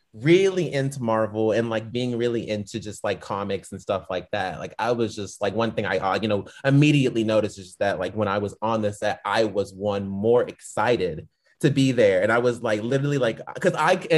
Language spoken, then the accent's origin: English; Dallas, Texas, United States; also born or lived in Fort Lauderdale, Florida / California; now in Atlanta, United States; So I'm originally from Dallas, Texas. I grew up in Dallas, Texas, but I was born in Fort Lauderdale, Florida